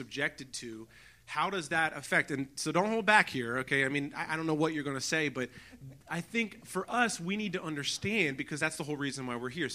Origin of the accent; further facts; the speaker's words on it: United States; now in Pittsburgh, United States; I grew up in the Baltimore, Washington area in the suburbs of D.C.